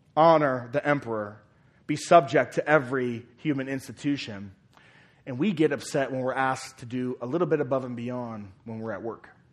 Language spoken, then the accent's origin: English; United States; citizens of America